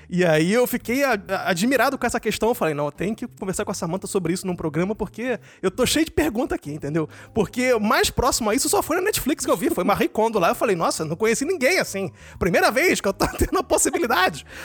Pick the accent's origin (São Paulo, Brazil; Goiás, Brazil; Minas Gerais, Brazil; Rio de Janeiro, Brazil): Rio de Janeiro, Brazil; moved away as an adult; now in Germany; eu cheguei aqui na Alemanha não tinha roupa de inverno nenhum, né? Que eu vim do Rio